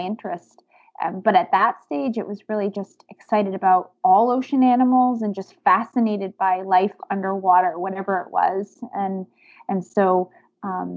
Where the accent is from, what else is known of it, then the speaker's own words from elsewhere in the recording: Maine, United States; I grew up in Maine and not too far from the ocean.